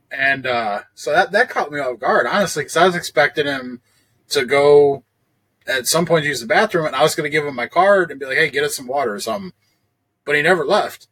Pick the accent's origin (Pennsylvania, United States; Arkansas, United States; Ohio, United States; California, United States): Ohio, United States; me being from Ohio